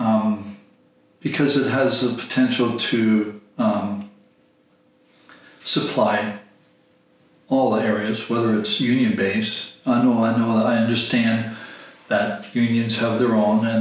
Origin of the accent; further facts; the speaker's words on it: Canada; I'm not German, I'm not Swiss, I'm not Norwegian, I'm Canadian